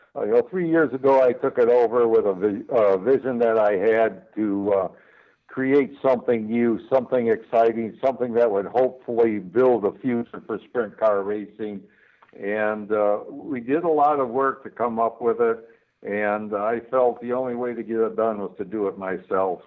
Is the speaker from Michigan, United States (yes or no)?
yes; Michigan, United States; I've always lived in Michigan